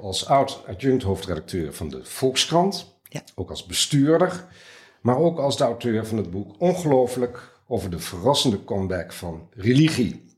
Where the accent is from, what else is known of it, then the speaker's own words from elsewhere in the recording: Twente, Overijssel, Netherlands; ik ben zelf opgegroeid in Twente, daar kennen we het noberschap